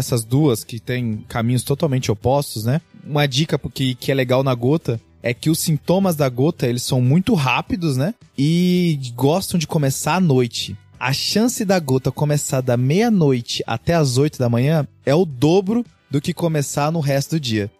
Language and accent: Portuguese; Cáceres, Mato Grosso, Brazil; eu nasci em Cáceres